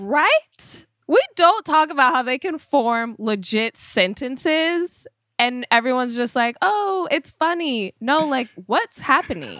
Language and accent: English; Sacramento, California, United States; I was not living in L A at the time. I was from Sacramento